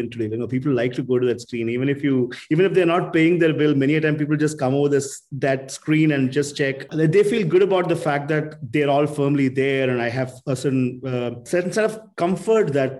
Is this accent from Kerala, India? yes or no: yes; Kerala, India; I grew up in Kerala.